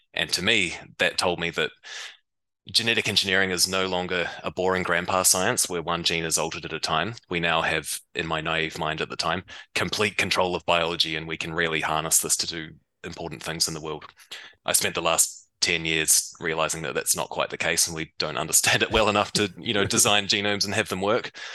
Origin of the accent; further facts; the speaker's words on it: New Zealand; I grew up in New Zealand. You might be able to tell from my accent